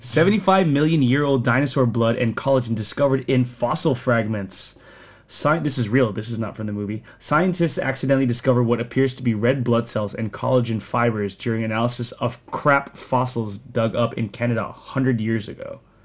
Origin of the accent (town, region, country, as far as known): Sterling, Virginia, United States; born or raised there; accent: American; also born or lived in Philippines